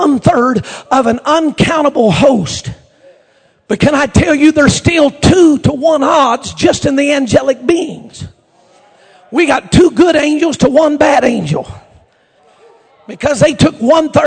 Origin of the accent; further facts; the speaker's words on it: Oklahoma, United States; I'm from Oklahoma